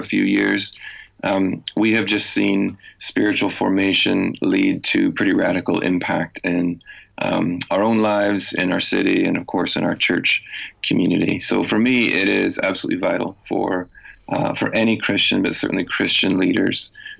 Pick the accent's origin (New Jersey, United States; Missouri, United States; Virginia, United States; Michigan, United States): Michigan, United States; moved away as an adult; also born or lived in Chicago; now in Belfast, United Kingdom; I grew up in a small town in the state of Michigan, and then did university and seminary training in Chicago